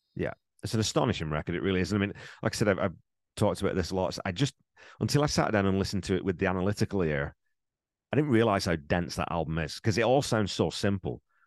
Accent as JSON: {"language": "English", "region": "England", "country": "United Kingdom", "tie": "born or raised there", "said": "growing up in England, I knew …"}